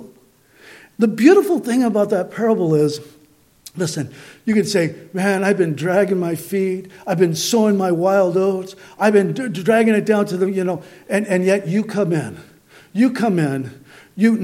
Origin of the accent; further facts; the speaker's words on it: Southern California, United States; I grew up in Southern California